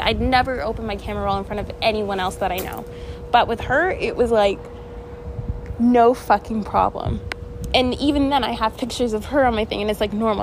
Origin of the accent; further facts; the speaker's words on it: Canada; I'm from Canada